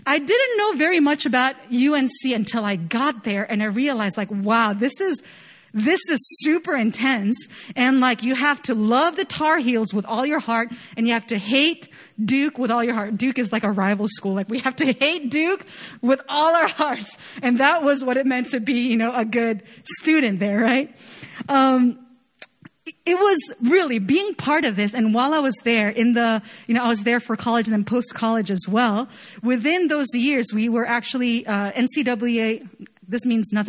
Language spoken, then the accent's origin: English; Chile; moved away as an adult; also born or lived in Chapel Hill, North Carolina; I was born and raised in Chile, right? I lived there all my life